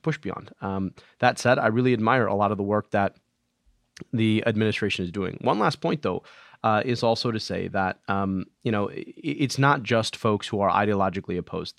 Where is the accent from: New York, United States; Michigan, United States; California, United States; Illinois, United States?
Michigan, United States; my home state of Michigan